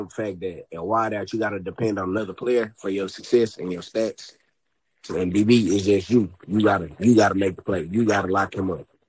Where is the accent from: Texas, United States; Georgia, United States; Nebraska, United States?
Texas, United States; Dallas; I'm from Pleasant Grove. It's in Dallas